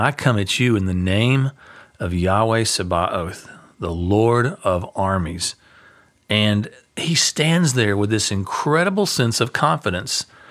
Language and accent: English; United States; we're American